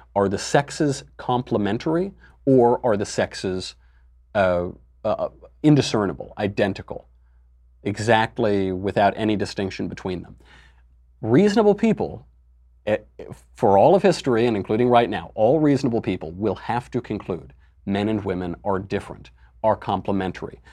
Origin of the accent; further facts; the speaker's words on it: New York, United States; I'm from New York, so there are drag bars all over the village